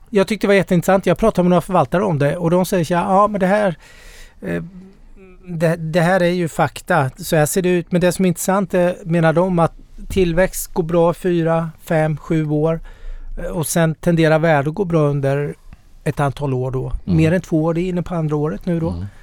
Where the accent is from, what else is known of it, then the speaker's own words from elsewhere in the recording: Småland, Sweden; Nu är, jag är smålänning här.